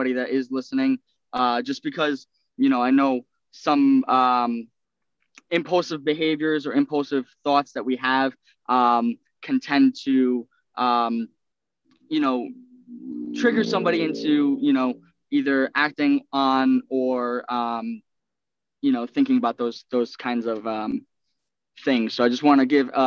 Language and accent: English; Centereach, New York, United States; I was born on Long Island, town of Center Reach